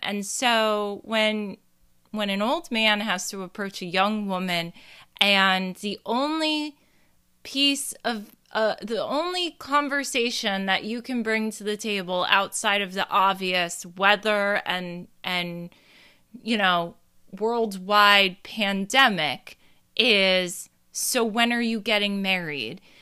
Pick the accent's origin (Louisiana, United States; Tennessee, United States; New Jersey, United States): New Jersey, United States; I'm from Jersey